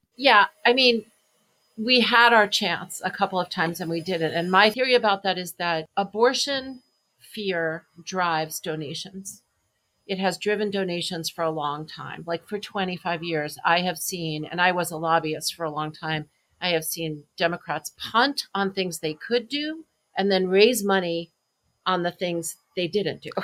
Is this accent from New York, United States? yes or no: yes; New York, United States; also born or lived in Wisconsin; I'm from New York.